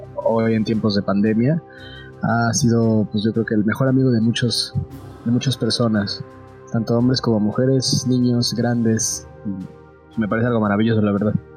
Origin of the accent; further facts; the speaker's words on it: Mexico City, Mexico; soy de Ciudad de México, tengo 23 años